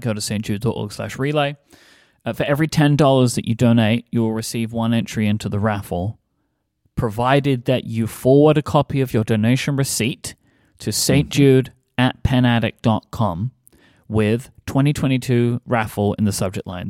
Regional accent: United Kingdom; as a, as a British person

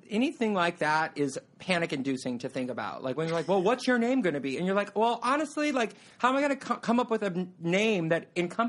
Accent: California, United States; moved away as an adult; now in New York, United States; I'm from California. I'm super beachy

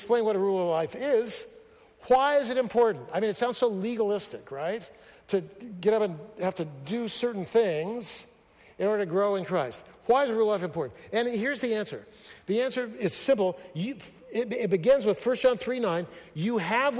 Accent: Fresno, California, United States; moved away; also born or lived in Seattle; I grew up in Fresno

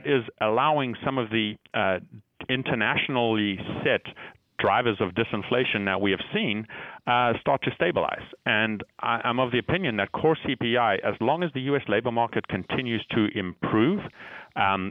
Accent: Zimbabwe; moved away; I was born and brought up in Zimbabwe

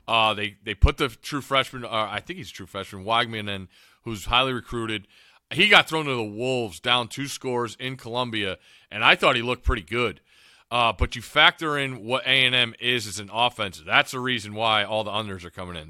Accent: Northeast, United States; growing up in the Northeast

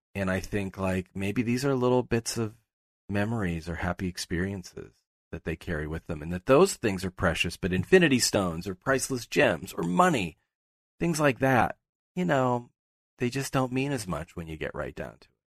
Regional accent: Pittsburgh, Pennsylvania, United States; moved away; I'm from Pittsburgh.

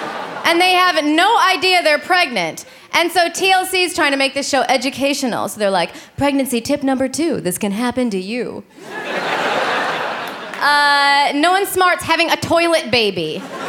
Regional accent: Illinois, United States; So I'm from Illinois, thank you. I just went home to visit my family and I asked them, hey, are you guys planning on talking in those accents the whole time I'm home?

